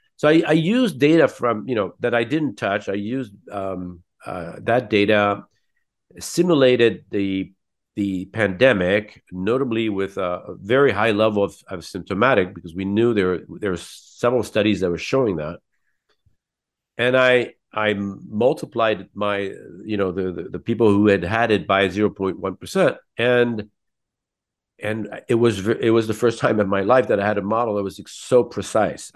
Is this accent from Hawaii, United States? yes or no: no; San Francisco, California, United States; now in Paris, France; I was born in San Francisco